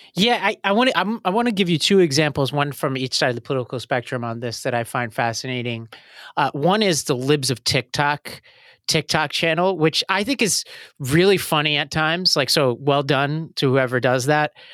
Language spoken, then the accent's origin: English; New York City, New York, United States; I grew up in Staten Island